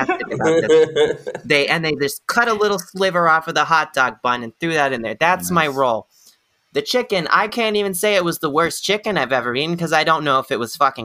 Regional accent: Houston, Texas, United States; I'm from Houston

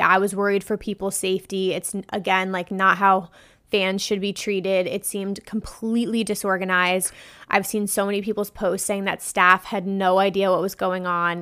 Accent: New Jersey, United States; I'm from New Jersey. So, we don't have a lot of big electronic dance music events here.

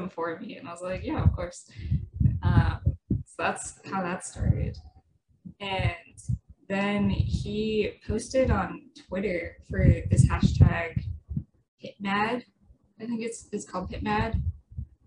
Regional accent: New Hampshire, United States; moved away as an adult; also born or lived in California; I grew up in New Hampshire, went to college in California

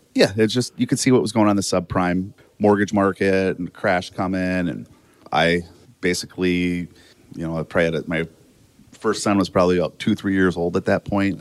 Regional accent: Watertown, South Dakota, United States; I grew up in Watertown, South Dakota

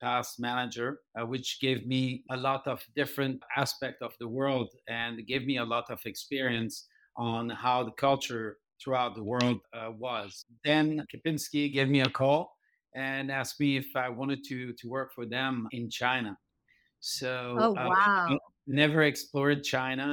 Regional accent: Switzerland; moved away as an adult; also born or lived in Philadelphia; now in Cancún, Mexico; I'm from Switzerland and I did the chef school

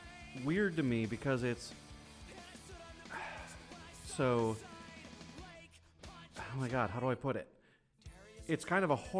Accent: Wisconsin, United States; growing up in Wisconsin, we called Missouri misery.

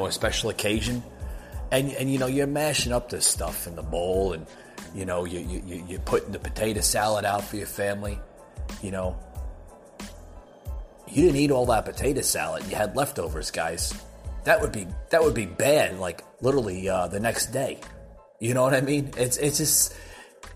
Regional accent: New Jersey, United States; that I grew up with in New Jersey

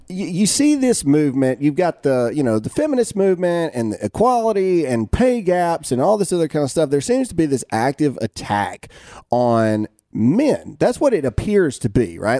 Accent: United States; as an American

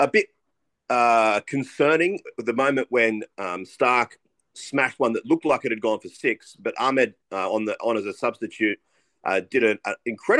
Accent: Australia; I'm an Australian

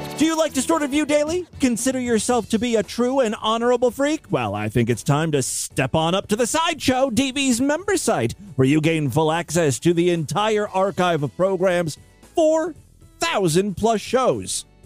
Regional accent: California, United States; I grew up in California

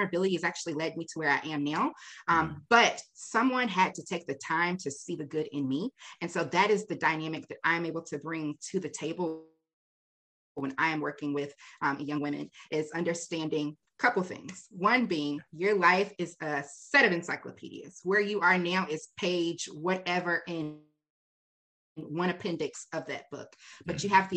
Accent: Raleigh, North Carolina, United States; I was born and raised in Raleigh

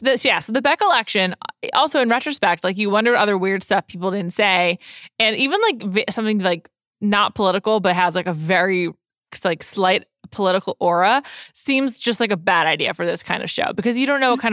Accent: East Coast, United States; I grew up on the East Coast

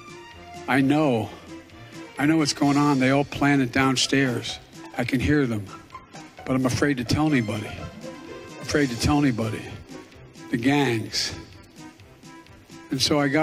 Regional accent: Scranton, Pennsylvania, United States; moved away; also born or lived in Delaware; growing up in Scranton

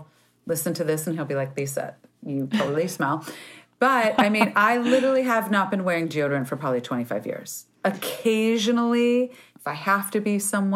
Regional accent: California, United States; I'm a Californian

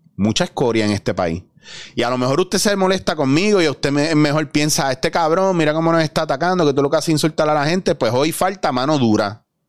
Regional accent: Puerto Rico; nosotros como puertorriqueños

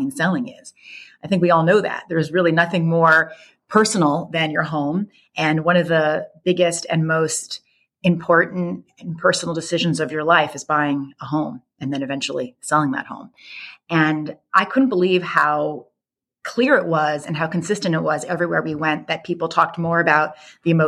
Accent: the New York area, United States; I grew up in the New York area.

